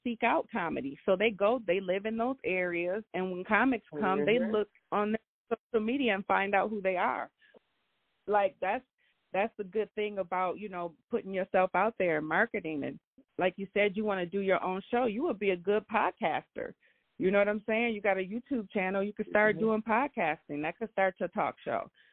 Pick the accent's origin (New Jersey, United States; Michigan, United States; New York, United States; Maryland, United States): Michigan, United States; Grand Rapids; we come from a small city